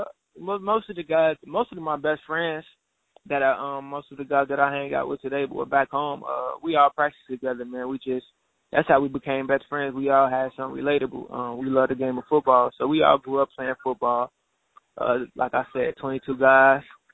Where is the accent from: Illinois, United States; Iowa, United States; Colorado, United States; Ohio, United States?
Illinois, United States; Chicago; moved away as an adult; also born or lived in Dodge City, Kansas / Minnesota; I'm from the south side of Chicago.